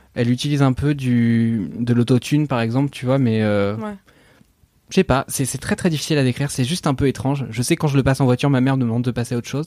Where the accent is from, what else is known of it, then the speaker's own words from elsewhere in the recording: Normandy, France; je suis normand